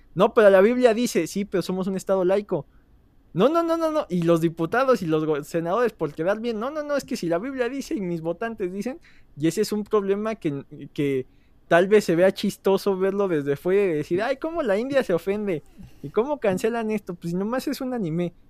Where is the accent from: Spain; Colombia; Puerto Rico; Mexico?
Mexico; dos tipos mexicanos